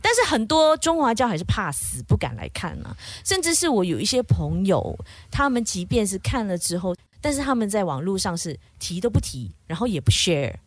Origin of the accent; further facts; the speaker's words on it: Kuching, Sarawak, Malaysia; 古晋人我们都是说福建话、客家话、中文为主嘛